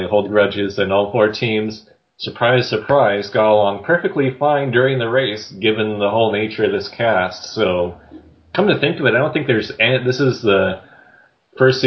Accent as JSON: {"language": "English", "country": "Canada", "tie": "born or raised there", "said": "growing up in Canada"}